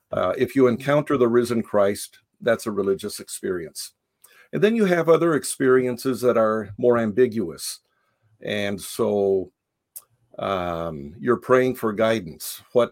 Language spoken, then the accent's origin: English; Japan; moved away as an adult; It might be a little helpful in understanding the book to know that I was born in Japan. I grew up in Japan. My parents were missionaries there. So until age 18, I had that cross-cultural experience.